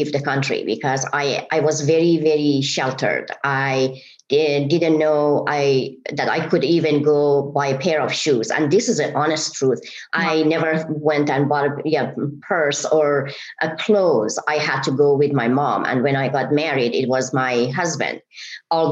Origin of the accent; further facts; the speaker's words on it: Iran; English is a second language; moved away as an adult; now in United States; I am originally from Iran, and I moved to America 30 years